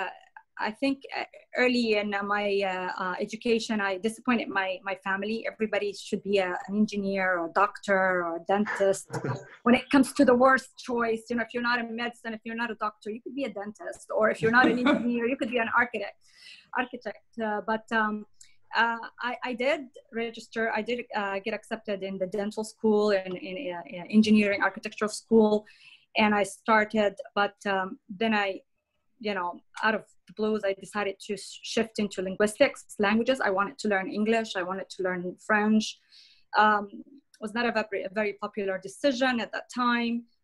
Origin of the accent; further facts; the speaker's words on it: Jordan; moved away as an adult; also born or lived in United States; now in Morocco; I'm originally Jordanian, and I've been living in Morocco for the last 14 years